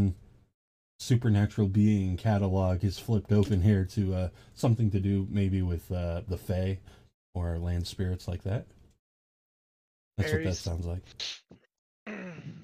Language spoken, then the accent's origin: English; Ohio, United States; moved away as an adult; now in Georgia, United States; I'm from Ohio. I'm living in Georgia now